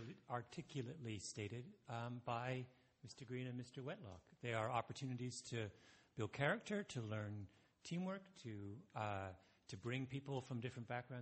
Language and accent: English; Canada; As a Canadian